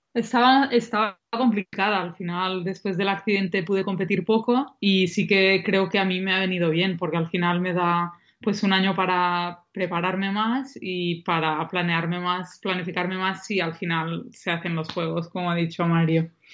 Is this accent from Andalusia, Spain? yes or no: no; Banyoles, Catalonia, Spain; en Bañolas, en mi pueblo